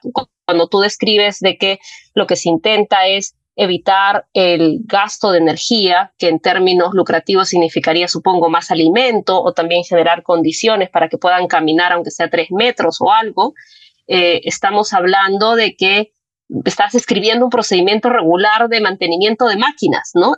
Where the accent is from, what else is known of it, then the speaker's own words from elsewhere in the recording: Puno, Peru; soy de Puno